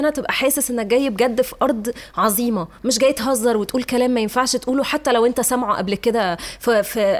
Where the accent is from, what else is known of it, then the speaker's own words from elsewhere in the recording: Egypt; انا فخوره ان انا مصريه